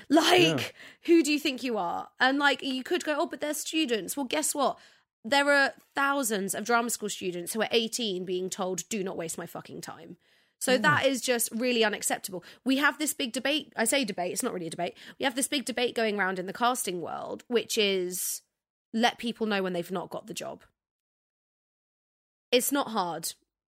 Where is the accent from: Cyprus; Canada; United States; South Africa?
Cyprus; I'm from Cyprus.